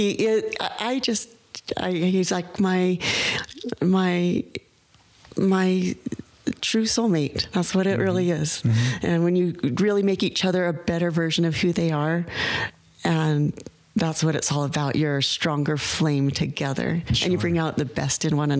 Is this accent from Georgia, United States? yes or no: no; Utah, United States; I grew up here in Utah.